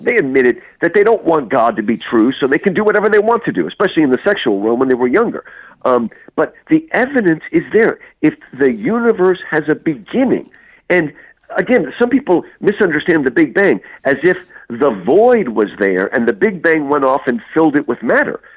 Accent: United States; now in Houston, United States; I grew up in New Jersey, New York

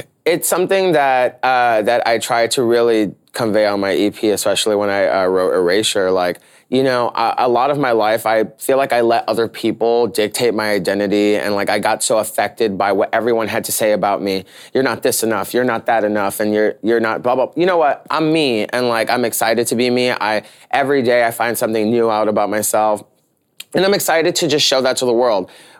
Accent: New York, United States; So like, being a New Yorker, I'm gonna just like be myself.

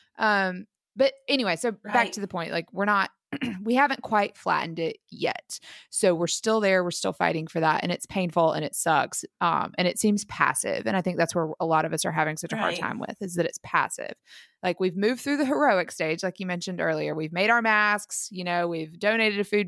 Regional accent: United States; we're American.

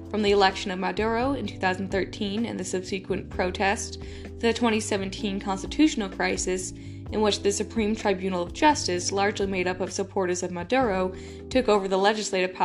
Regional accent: United States; As an American

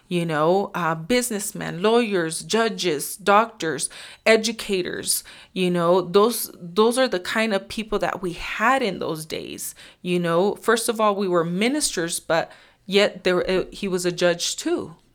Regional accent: Nebraska, United States; I am from Nebraska. Uh, for the most part, I've lived there for, I don't know, maybe twenty-three years or so.

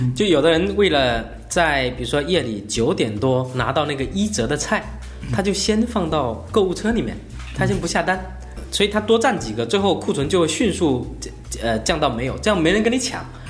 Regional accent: Fujian, China; 我是福建人

